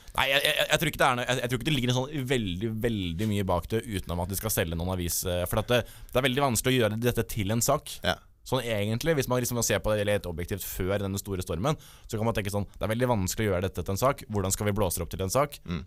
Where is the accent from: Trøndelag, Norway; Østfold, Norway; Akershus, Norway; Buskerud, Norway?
Østfold, Norway; jeg kommer fra Østfold